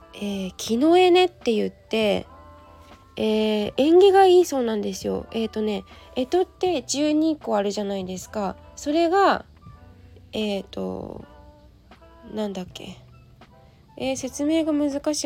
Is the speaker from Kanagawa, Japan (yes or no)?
yes; Yokohama, Kanagawa, Japan; 地元の横浜高校